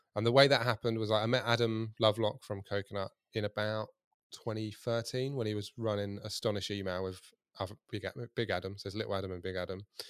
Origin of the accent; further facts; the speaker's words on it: Kent, South East England, United Kingdom; now in Hampshire, United Kingdom; I'm from Kent